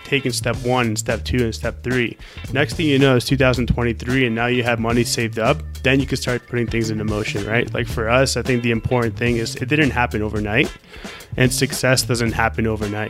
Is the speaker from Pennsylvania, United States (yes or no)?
no; Orlando, Florida, United States; moved away; also born or lived in Colombia; I'm from Orlando